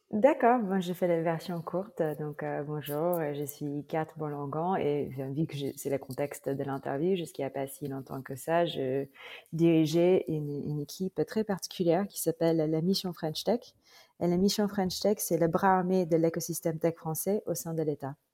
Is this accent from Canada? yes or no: no; Philippines; French is a second language; moved away as an adult; also born or lived in Bordeaux, France; now in France; Je, je suis, euh, philippine